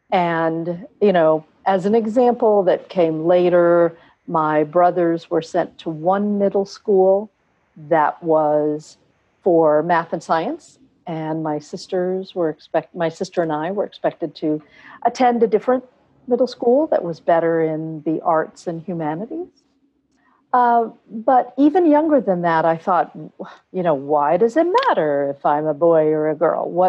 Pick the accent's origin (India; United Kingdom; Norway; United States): India; Bangalore, Karnataka; born there; So I'm full Indian. Uh, I was born in Bangalore, India, and my parents are Indian.